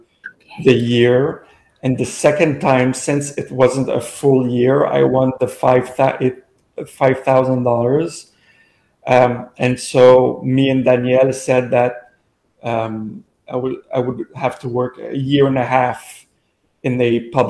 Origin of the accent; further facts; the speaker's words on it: Gatineau, Quebec, Canada; also born or lived in Montreal; I was born in Hull. My family's here